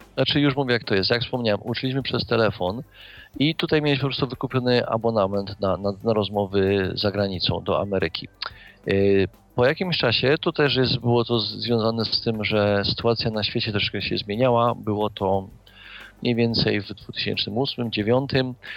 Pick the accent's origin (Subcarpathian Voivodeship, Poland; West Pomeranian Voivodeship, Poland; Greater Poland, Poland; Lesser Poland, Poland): Lesser Poland, Poland; Kraków; Ja sam też jestem z Krakowa, jestem krakusem, można powiedzieć, od urodzenia.